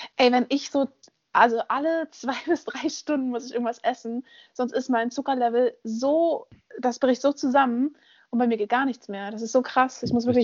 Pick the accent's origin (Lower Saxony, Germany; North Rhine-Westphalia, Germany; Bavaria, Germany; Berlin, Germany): Berlin, Germany; Ich bin in Berlin aufgewachsen